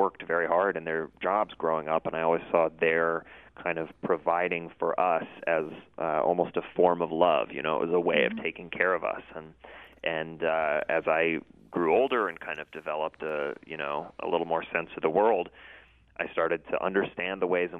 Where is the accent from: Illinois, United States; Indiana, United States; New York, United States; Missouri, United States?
Missouri, United States; St. Louis; Yeah, well, I loved John Burroughs, and my mom for many years worked in the was a teacher there and then worked in the administration.